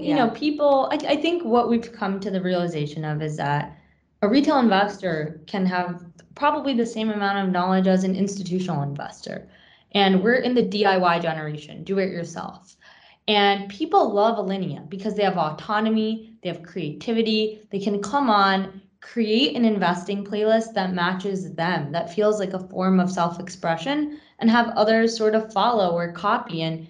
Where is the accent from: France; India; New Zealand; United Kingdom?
France; Paris, Île-de-France; also born or lived in Long Island, United States; now in United States; So I grew up on Long Island, attended Barnard College, and I met Anam at Barnard. I'm originally from France, from Paris, but I came to the U.S. to attend college, essentially.